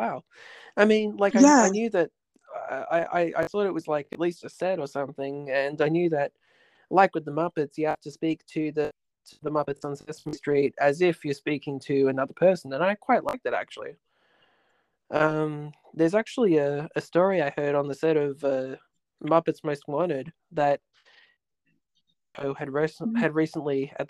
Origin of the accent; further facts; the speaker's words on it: Riverwood, New South Wales, Australia; When I was growing up near Riverwood, you know, they would always have what was it, Domino's across the road, and then they'd have Video Easy